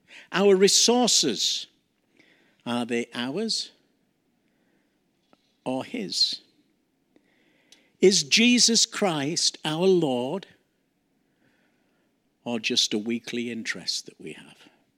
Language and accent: English; Yorkshire and the Humber, United Kingdom; Hudson Taylor, who actually was born and brought up in the same city I grew up in Yorkshire, in England